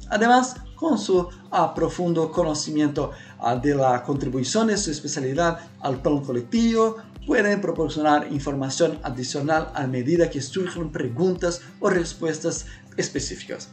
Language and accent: Spanish; Brazil; Spanish is a second language; also born or lived in Paraguay; soy brasileño